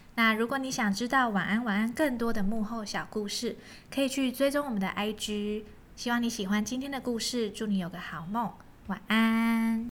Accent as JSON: {"language": "Chinese", "region": "Kaohsiung", "country": "Taiwan", "also_born_or_lived": "Pingtung", "moved": "as an adult", "said": "当我从高中毕业升上大学，然后我是高雄人，嗯。我要到屏东念书，其实车程也才半个小时左右"}